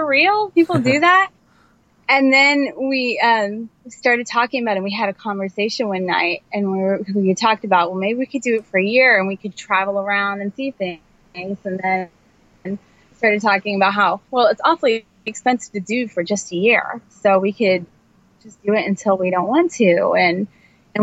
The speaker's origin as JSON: {"language": "English", "region": "Indiana", "country": "United States", "also_born_or_lived": "New Jersey", "moved": "yes", "said": "I'm from Indiana, which is in the Midwest"}